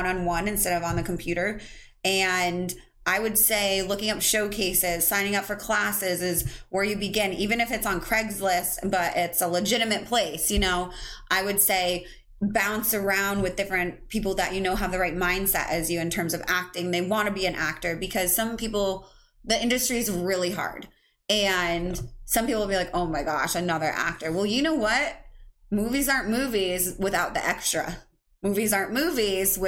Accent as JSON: {"language": "English", "region": "upstate New York", "country": "United States", "tie": "born or raised there", "also_born_or_lived": "Paraguay", "said": "I was adopted at 4 months old into the United States, into a beautiful family from upstate New York"}